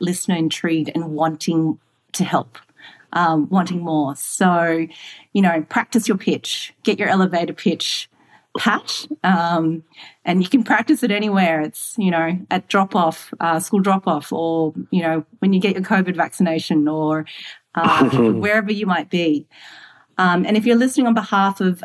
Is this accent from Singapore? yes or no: yes; Singapore; moved away; also born or lived in Australia / London; So I'm Singaporean born. I'm Australian Malay Chinese woman in technology that's lived in London